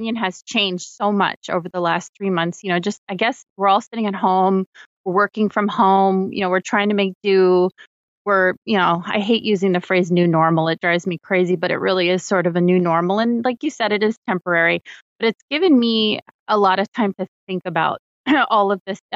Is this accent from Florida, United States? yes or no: yes; Florida, United States; my home state of Florida